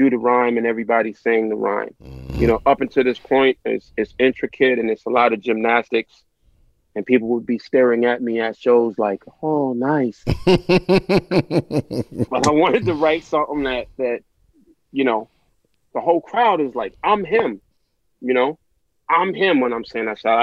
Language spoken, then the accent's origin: English; New York City, New York, United States; I'm from South Jamaica, Queens